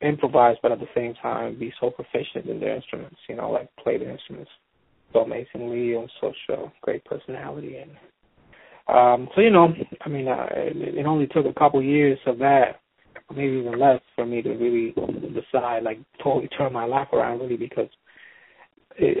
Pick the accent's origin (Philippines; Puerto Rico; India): Puerto Rico; San Juan; moved away as an adult; also born or lived in Boston, United States; I grew up in San Juan, in a section of San Juan called Santurce